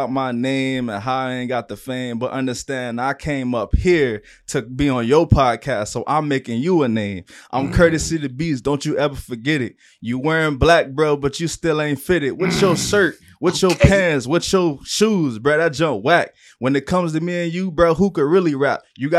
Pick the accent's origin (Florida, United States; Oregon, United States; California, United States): Florida, United States; Broward; this is Florida, and I am not from Miami. I am a Broward native